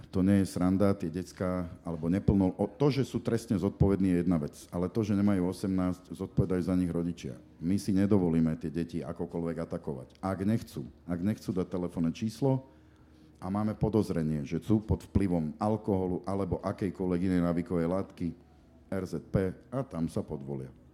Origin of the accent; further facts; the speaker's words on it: Košice, Košice Region, Slovakia; moved away as an adult; now in Bratislava, Slovakia; som Košičan a som na to hrdý